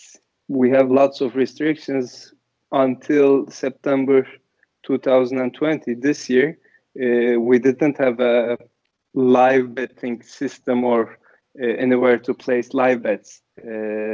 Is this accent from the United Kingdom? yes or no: no; Istanbul, Turkey; also born or lived in United States; So I'm from Istanbul, Turkey. I grew up here, but I'm half Turkish, half Portuguese. But I spent my childhood in Turkey, mostly in Istanbul